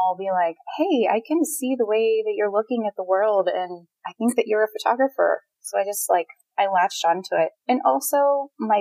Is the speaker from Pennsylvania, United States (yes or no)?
yes; Pittsburgh, Pennsylvania, United States; moved away as an adult; also born or lived in Phoenix, Arizona; I'm from Pittsburgh, Pennsylvania